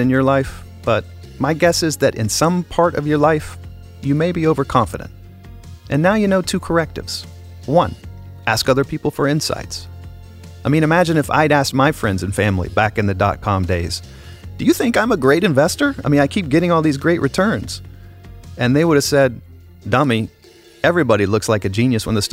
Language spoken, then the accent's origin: English; United States; Speaking as an American